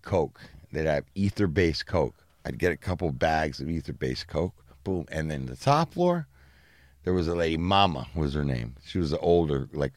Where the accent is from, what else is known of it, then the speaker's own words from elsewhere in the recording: California, United States; moved away; I'm from California